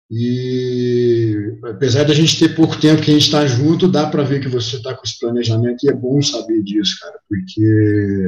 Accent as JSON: {"language": "Portuguese", "region": "interior of Minas Gerais", "country": "Brazil", "said": "do cara do interior de Minas aqui"}